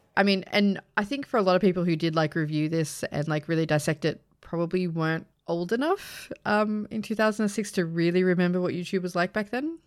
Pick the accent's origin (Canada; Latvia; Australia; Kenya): Australia; me being Australian